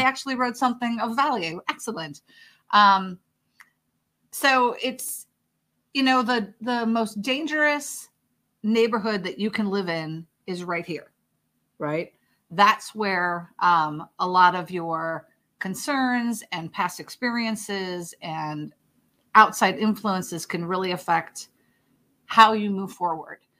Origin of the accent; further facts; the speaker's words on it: Chicago, Illinois, United States; moved away; I'm from Chicago originally, so for me, that's just, you know, Midwest mentality